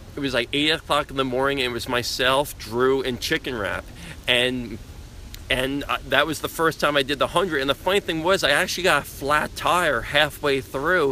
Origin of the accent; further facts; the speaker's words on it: Long Island, New York, United States; growing up on Long Island